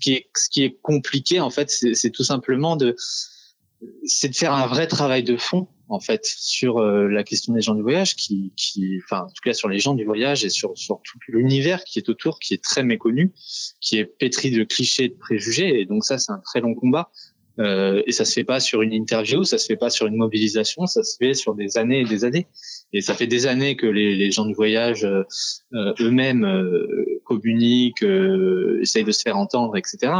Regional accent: France; Nous sommes français

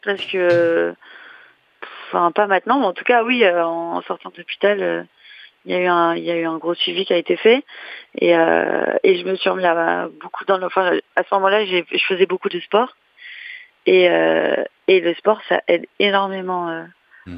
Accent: Reims, Grand Est, France; moved away; je suis de Reims

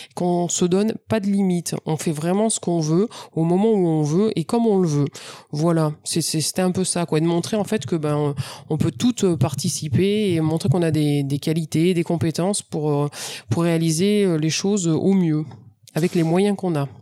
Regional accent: France; je suis française

